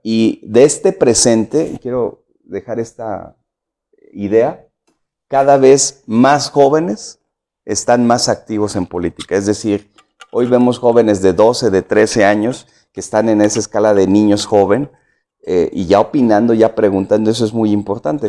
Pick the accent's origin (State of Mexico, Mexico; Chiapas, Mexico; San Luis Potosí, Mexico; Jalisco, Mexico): San Luis Potosí, Mexico; yo soy de aquí de la ciudad, de San Luis Potosí. Nací en el 66, eh, tengo 54 años. Eh, nací nací, crecí en, el norte de la ciudad